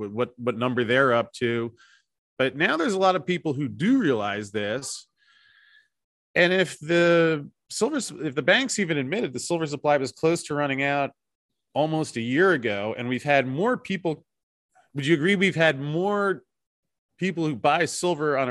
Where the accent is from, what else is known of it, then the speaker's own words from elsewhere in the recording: United States; moved away as an adult; I had to leave my home country